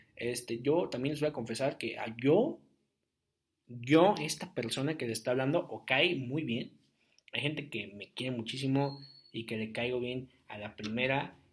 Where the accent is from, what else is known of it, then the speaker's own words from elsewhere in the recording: Ciudad Guzmán, Jalisco, Mexico; moved away as an adult; now in Querétaro, Mexico; fui a Guzmán un par de veces, a mi tierra, a mi, a mi, a mi, rancho